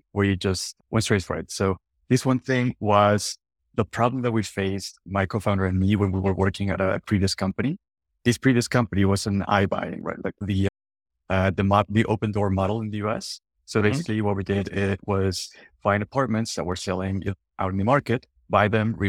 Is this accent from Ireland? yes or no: no; northern Mexico, Mexico; English is a second language; I'm from Mexico, from the northern parts.